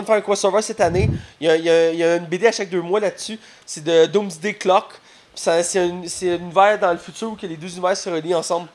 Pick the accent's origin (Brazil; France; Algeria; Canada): Canada; Quebec; on est Québécois, Canadiens